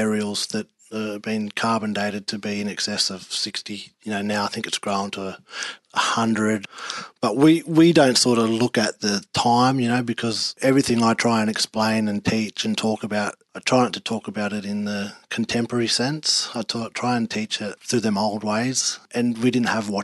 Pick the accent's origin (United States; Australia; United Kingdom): Australia; Dubbo, New South Wales; growing up in Dubbo was good.